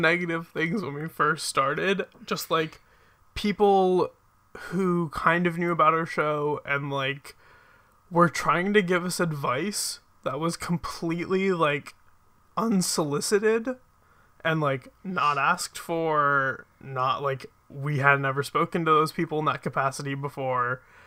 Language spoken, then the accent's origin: English; Philadelphia, Pennsylvania, United States; I am from, like, the greater Philadelphia area. So I live a little bit outside of the city, but I've grown up here. I've lived here my entire life.